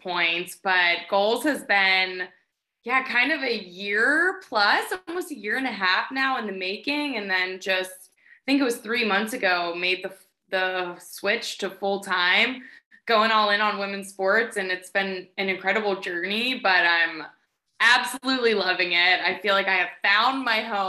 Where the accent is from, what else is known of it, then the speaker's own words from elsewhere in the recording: Pittsburgh, Pennsylvania, United States; I grew up in a family with 2 parents who love sports. We're from Pittsburgh